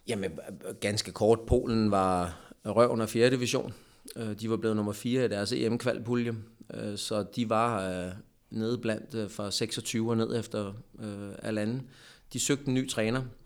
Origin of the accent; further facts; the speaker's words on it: Lyngby, Capital Region of Denmark, Denmark; moved away as an adult; also born or lived in Poland / Hungary; jeg er jo Lyngby-dreng.